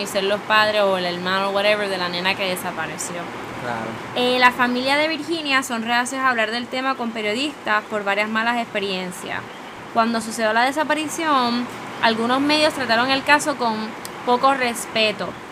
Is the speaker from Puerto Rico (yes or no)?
yes; Puerto Rico; aquí en Puerto Rico